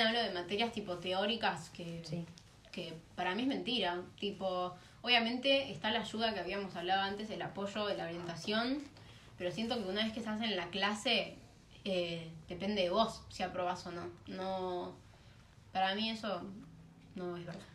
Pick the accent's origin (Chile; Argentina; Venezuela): Argentina; southern zone of Greater Buenos Aires, Buenos Aires Province